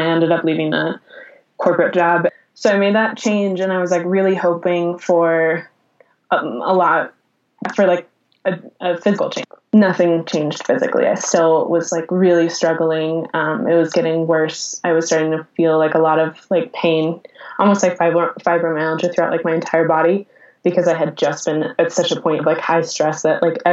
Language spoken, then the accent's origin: English; Colorado, United States; moved away as an adult; also born or lived in Los Angeles; I'm going to be doomed to live in my hometown my whole life.